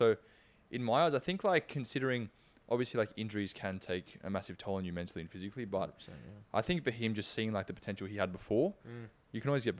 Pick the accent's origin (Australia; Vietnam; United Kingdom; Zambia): Australia; Sydney, New South Wales; I'm from Sydney.